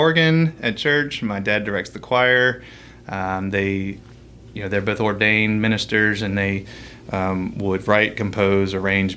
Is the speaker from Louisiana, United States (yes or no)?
yes; Louisiana, United States; also born or lived in Alexandria, Virginia; We love Louisiana. That's home now. I say I'm from Louisiana now.